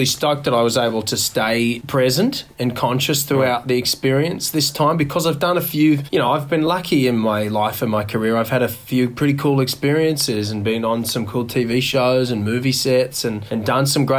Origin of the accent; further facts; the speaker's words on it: Orange, New South Wales, Australia; I grew up in Orange, Central West, New South Wales